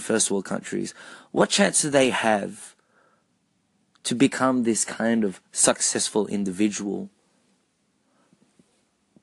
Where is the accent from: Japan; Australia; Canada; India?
Australia; being Filipino-Australian